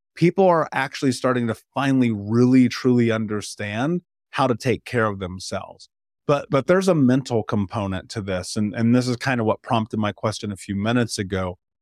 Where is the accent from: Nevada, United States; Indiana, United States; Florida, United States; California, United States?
Indiana, United States; I grew up in Indiana